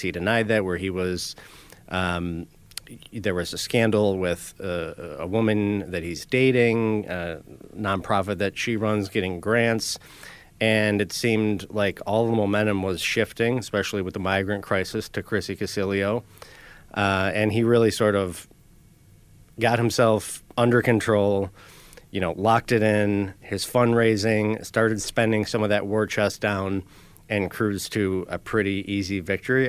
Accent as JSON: {"language": "English", "town": "Buffalo", "region": "New York", "country": "United States", "tie": "born or raised there", "said": "I was born in South Buffalo myself here, um, and lived there for a while"}